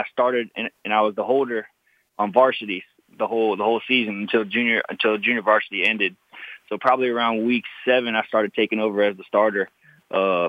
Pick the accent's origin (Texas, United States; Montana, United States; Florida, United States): Florida, United States; West Palm Beach; growing up in West Palm Beach, Florida